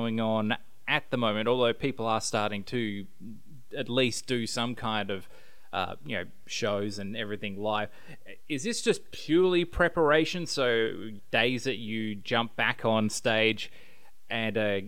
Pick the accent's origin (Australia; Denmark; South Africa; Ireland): Australia; Western Australia; also born or lived in New South Wales; I'm West Australian